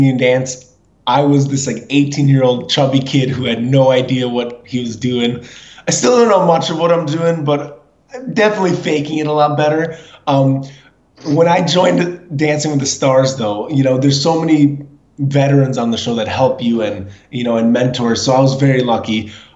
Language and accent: English; Minnesota, United States; I grew up in Minnesota